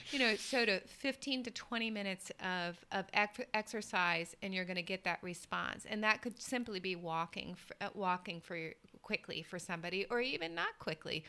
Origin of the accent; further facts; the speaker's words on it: the South, United States; I grew up in the South in the U.S.